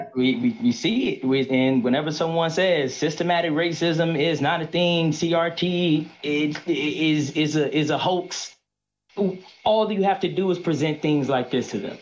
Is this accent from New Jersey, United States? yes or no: no; North Carolina, United States; now in Newport News, United States; I'm originally from North Carolina